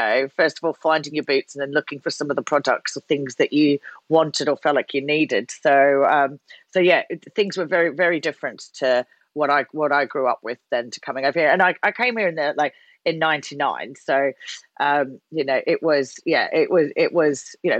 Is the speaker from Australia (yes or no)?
yes; Australia; moved away as an adult; now in United Kingdom; I was born and raised in Australia